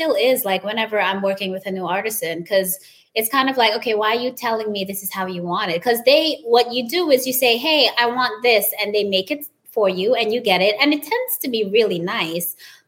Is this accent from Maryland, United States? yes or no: no; New York, United States; I was born in New York, but I left when I was 4, and I came back there as a teenager when I was, I think, 18.